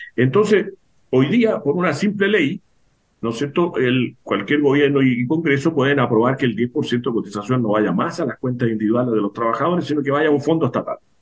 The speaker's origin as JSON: {"language": "Spanish", "country": "Chile"}